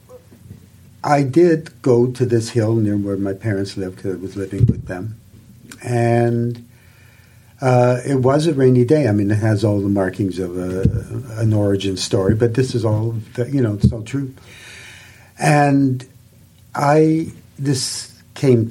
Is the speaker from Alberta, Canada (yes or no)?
no; Saskatchewan, Canada; I grew up in Saskatchewan